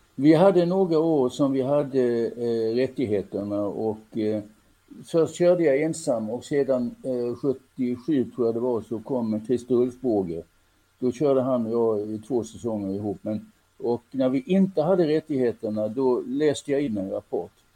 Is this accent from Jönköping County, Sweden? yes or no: no; Helsingborg, Skåne, Sweden; jag är född och växte upp i Helsingborg